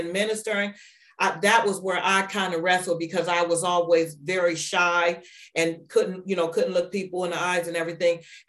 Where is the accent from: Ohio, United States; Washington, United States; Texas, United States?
Ohio, United States; Warren; also born or lived in Atlanta, Georgia; now in Niles, United States; We're from Warren, Ohio, but we live in Niles, Ohio